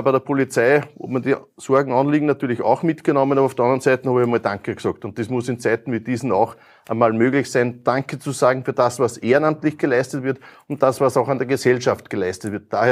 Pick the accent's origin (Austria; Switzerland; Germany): Austria; Lower Austria; Ja, es ist wichtig, dass bei uns in Niederösterreich auch in die Straße investiert wird.